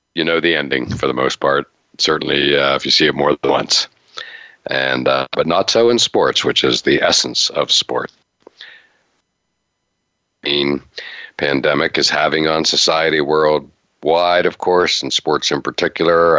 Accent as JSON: {"language": "English", "region": "Western Pennsylvania", "country": "United States", "tie": "born or raised there", "said": "As a Steelers guy growing up in Western PA"}